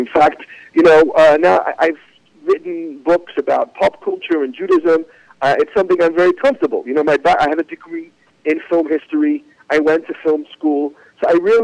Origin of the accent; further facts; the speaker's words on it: Manchester, North West England, United Kingdom; now in New York, United States; I'm from Manchester, England